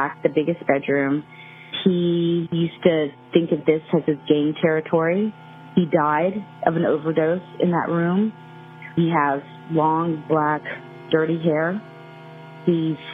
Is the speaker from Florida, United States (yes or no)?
no; Laredo, Texas, United States; I was born in Laredo